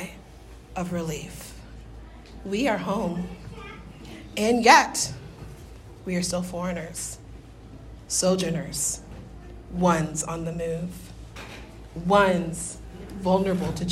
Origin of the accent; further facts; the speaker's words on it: Deep South, United States; my Pentecostal deep Southern upbringing